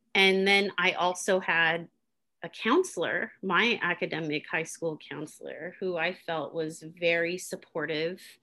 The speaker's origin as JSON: {"language": "English", "town": "Oakland", "region": "California", "country": "United States", "tie": "born or raised there", "said": "I was born and raised in Oakland"}